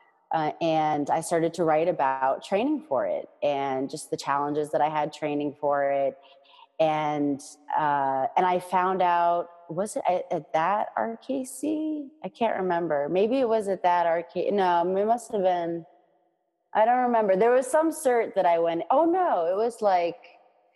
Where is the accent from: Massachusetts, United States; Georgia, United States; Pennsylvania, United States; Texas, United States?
Massachusetts, United States; Boston; also born or lived in Northern Virginia; I moved back to my hometown of Boston in 2009